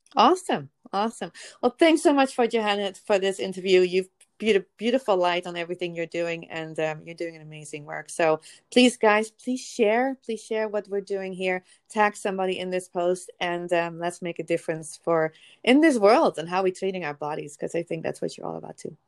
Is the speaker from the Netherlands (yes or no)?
yes; Netherlands; now in United States; I am from the Netherlands originally too